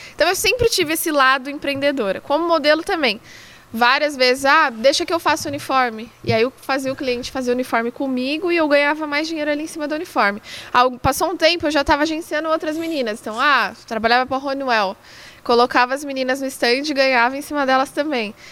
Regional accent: São Paulo, Brazil; numa escolinha que tinha ali na Avenida de Canduva, na zona leste de São Paulo, onde eu cresci

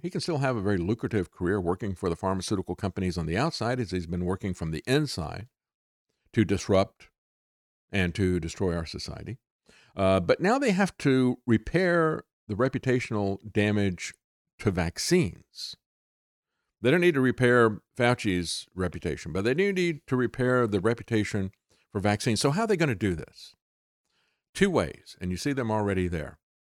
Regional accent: Florida, United States; I grew up in Florida

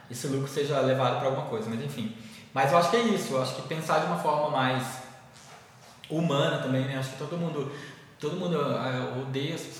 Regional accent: Maranhão, Brazil; born there; eu sou maranhense de nascença, mas minha família mora em Rondônia, já tem muitos anos.

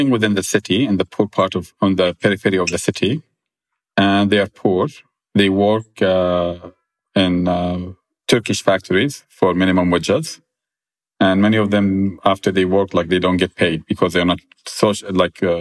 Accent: Jordan; Like growing up in Jordan, my grandmother had a lot of uh, humanitarian work

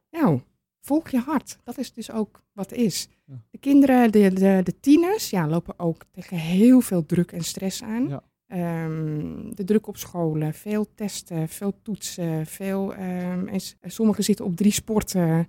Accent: Amsterdam, North Holland, Netherlands; now in Purmerend, Netherlands; Ik kom officieel uit Amsterdam

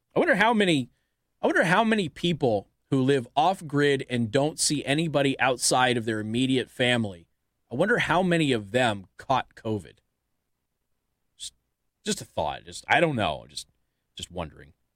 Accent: Las Vegas, Nevada, United States; I come from Las Vegas, Nevada.

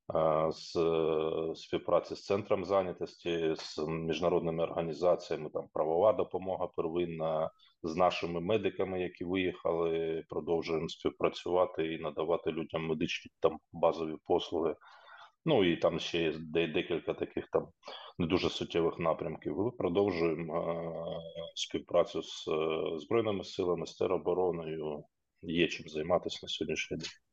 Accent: Popasna, Luhansk Oblast, Ukraine; moved away as an adult; Попасна, моє рідне місто, і там, де я фактично розпочинав Е, свій трудовий шлях і де я народився, жив

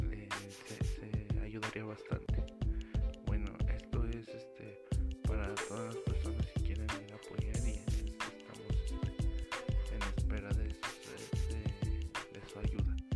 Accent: Mexico; debemos como mexicanos

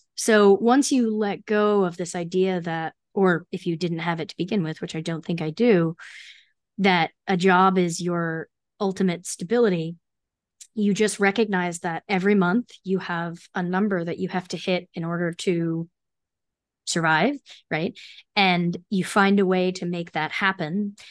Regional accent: New Jersey, United States; I grew up in New Jersey, so I commuted into the city one day a week

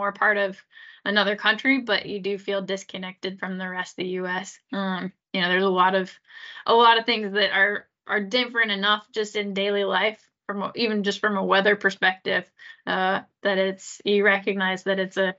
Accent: Fairbanks, Alaska, United States; moved away as an adult; also born or lived in East Coast, United States / England; now in Salzburg, Austria; I'm originally from Fairbanks, Alaska. So I also grew up near the mountains.

